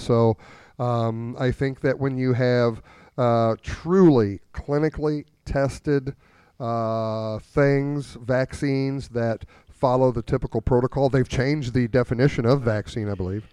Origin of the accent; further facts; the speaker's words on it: New Haven, Missouri, United States; I grew up down in Franklin County around, uh, New Haven, in between New Haven and Herman